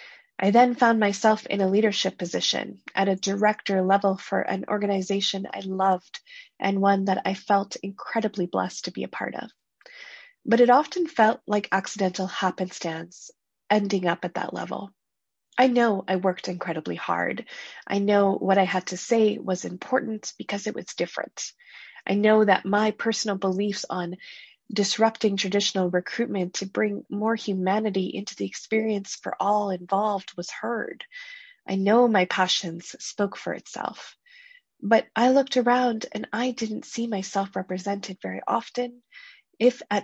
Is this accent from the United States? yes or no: no; Canada; I grew up in Canada, a country chock full of opportunities